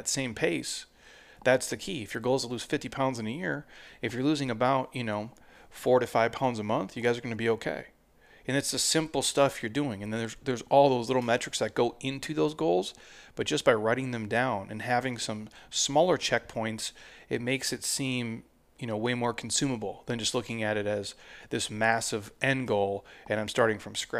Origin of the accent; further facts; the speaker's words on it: Minnesota, United States; I'm from Minnesota. The state fair, they deep fry Snickers.